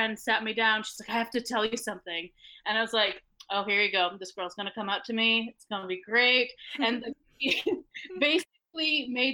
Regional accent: Jordan; moved away as an adult; now in Halifax, Canada; I am born and raised in Jordan, but I moved here to Halifax when I was 18.

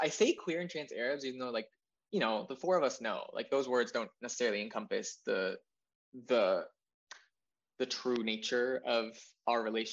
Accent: Jordan; moved away as an adult; now in Texas, United States; So I'm from Jordan. I said that at the start, but I was born and raised there. And I came to this empire when I was 18.

